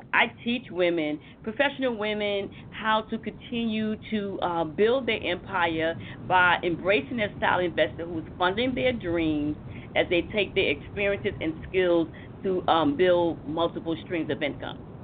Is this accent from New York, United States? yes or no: yes; New York City, New York, United States; I come from Harlem